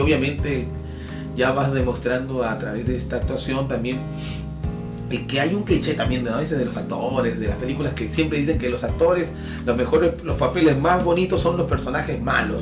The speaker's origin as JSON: {"language": "Spanish", "country": "Peru", "said": "nuestro Perú"}